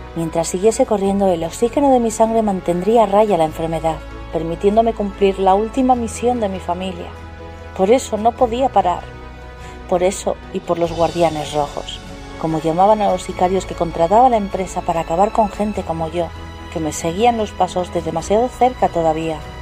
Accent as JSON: {"language": "Spanish", "country": "Spain", "said": "de España"}